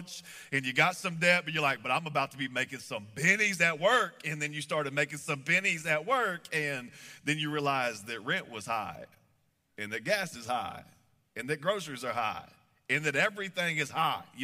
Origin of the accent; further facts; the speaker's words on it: Texas, United States; moved away as an adult; now in Kansas City, United States; I grew up in Texas, and we moved up here a few years ago.